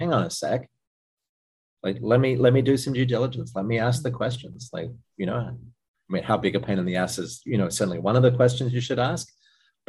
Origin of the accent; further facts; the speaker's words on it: Australia; moved away; I'm Australian originally